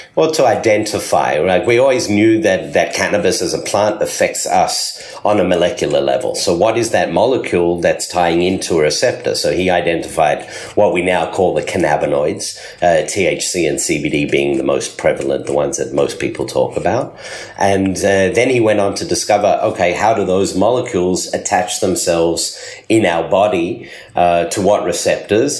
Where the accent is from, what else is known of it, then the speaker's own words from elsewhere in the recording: Australia; moved away as an adult; also born or lived in South Africa / Sydney, Australia; now in Beit Shemesh, Israel; So I was born in South Africa. I grew up in Australia